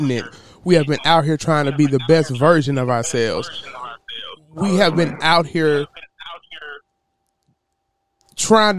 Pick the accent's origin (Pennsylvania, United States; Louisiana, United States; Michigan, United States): Louisiana, United States; I'm from Louisiana